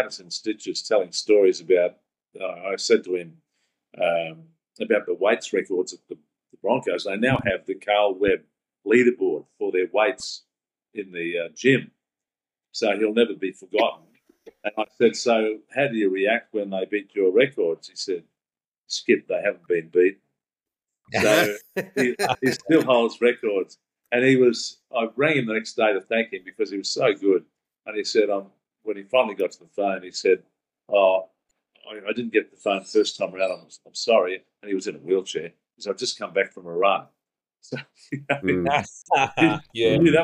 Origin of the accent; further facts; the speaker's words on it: Brisbane, Queensland, Australia; I grew up in the West catchment area